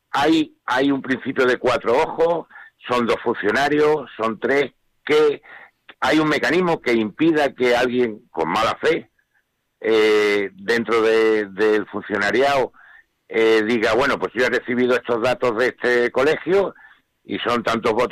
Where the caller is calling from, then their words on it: Málaga, Andalusia, Spain; de Málaga.